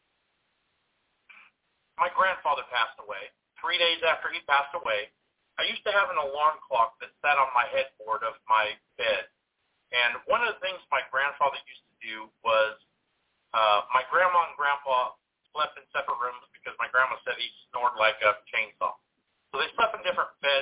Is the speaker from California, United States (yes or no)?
yes; Central Valley of California, United States; also born or lived in northern Mississippi; now in Mississippi, United States; I'm from the Central Valley of California, but I live in northern Mississippi